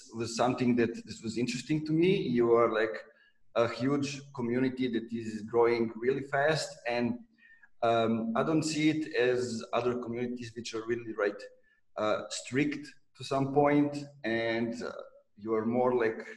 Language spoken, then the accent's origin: English; Serbia; now in Novi Sad, Serbia; when I moved from my hometown to Novi Sad, I was part of the co-working community of Serbia